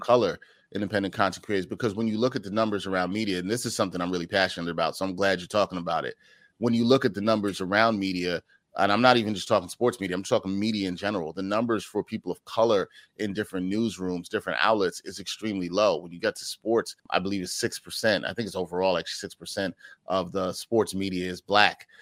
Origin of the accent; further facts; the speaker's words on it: New York City, New York, United States; I am from the Great Borough of Brooklyn, New York City, Big Apple